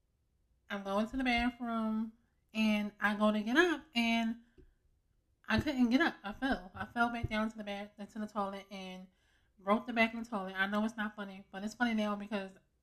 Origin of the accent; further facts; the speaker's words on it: Philadelphia, Pennsylvania, United States; also born or lived in Upper Darby, Pennsylvania; I am from Germantown